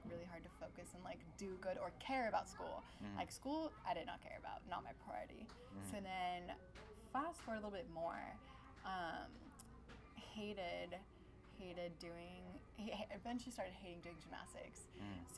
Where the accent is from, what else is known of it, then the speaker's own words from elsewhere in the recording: Irvine, California, United States; also born or lived in Long Beach, California; We grew up in Irvine. I was born in Long Beach, but grew up in Irvine since I was like five. So basically Irvine, born and raised